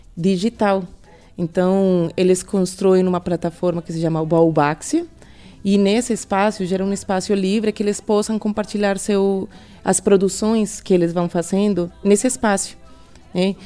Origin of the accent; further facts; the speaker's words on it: Colombia; Portuguese is a second language; moved away as an adult; now in Brazil; sou colombiana, moro no Brasil desde 2016